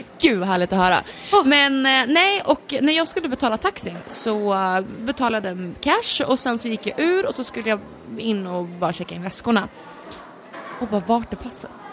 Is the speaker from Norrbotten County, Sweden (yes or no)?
no; Gävle, Gävleborg County, Sweden; jag är ju från Gävle